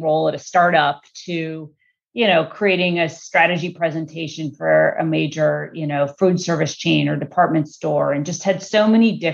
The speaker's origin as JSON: {"language": "English", "town": "Chicago", "region": "Illinois", "country": "United States", "tie": "born or raised there", "moved": "yes", "lives_now": "California, United States", "said": "I grew up in Chicago. I'm a Midwest girl."}